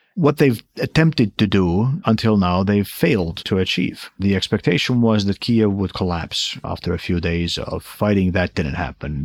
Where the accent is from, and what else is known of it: Estonia